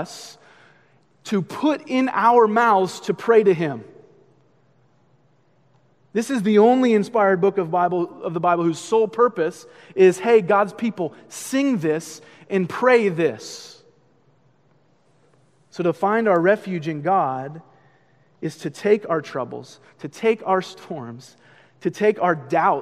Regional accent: Boston, Massachusetts, United States; I'm from Boston

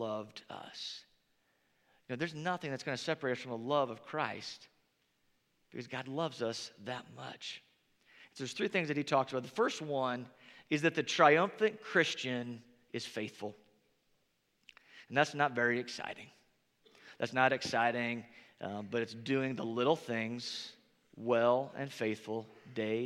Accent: Northern Indiana, United States; moved away; growing up in Northern Indiana

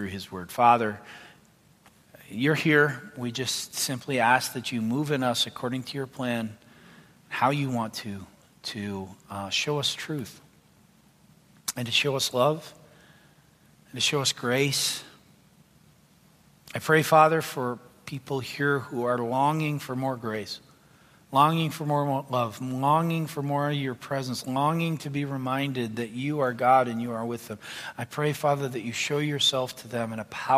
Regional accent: Canada; moved away; I'm Canadian by birth.

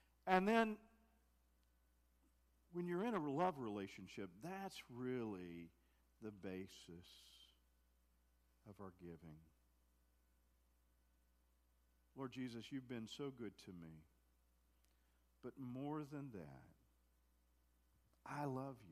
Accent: United States; I'm American, and proud to be an American

